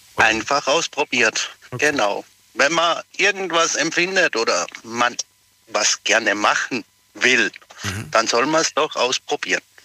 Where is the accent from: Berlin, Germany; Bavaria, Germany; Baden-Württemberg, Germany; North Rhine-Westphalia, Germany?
Baden-Württemberg, Germany; Pforzheim; Aus Pforzheim, bin aber zurzeit geschäftlich in Frankfurt unterwegs